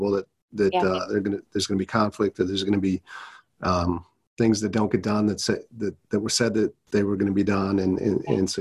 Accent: Wisconsin, Minnesota, Midwest, United States; I grew up in Wisconsin, Minnesota my whole life

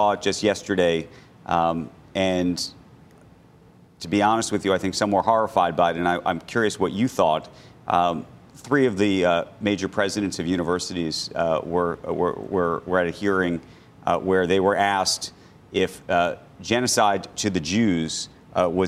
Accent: United States; I'm an American Jew

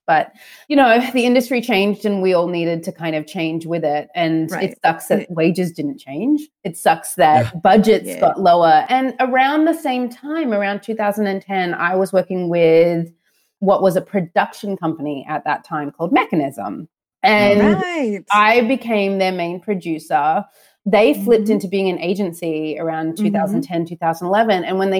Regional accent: Australia; also born or lived in St. Louis, United States; I'm obviously Australian and I'm American. So my dad's American. My mom's Australian. I was actually born in St. Louis, Missouri.

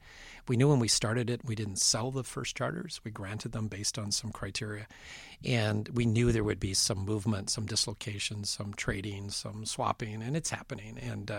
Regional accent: Western Canada, Canada; I remember being a fan growing up in Western Canada

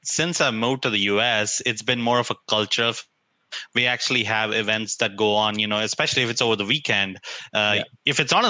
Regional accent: India; now in United States; Growing up in India

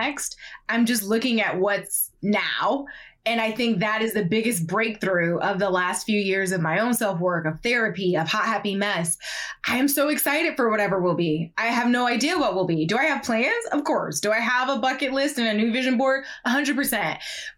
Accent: Ohio, United States; I'm from Ohio

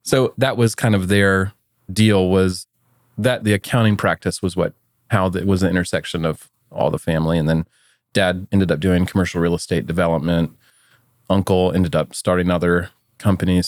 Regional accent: Atlanta, Georgia, United States; moved away as an adult; also born or lived in Auburn, Alabama; now in Austin, United States; I grew up in Atlanta, Georgia. So I'm a true son of the South.

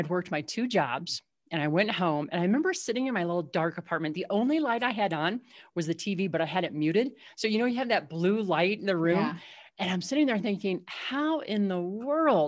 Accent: Southwest Missouri, United States; also born or lived in Illinois; we moved from Illinois down to Southwest Missouri

